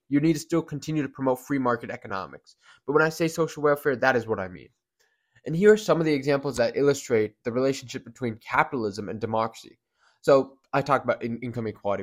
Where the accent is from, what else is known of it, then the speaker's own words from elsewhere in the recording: United States; we're all Americans